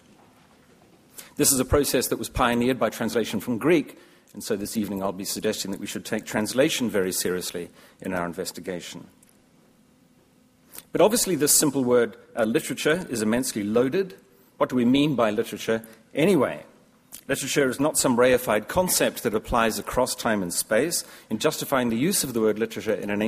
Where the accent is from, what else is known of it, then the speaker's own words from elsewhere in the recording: New Zealand; As a New Zealander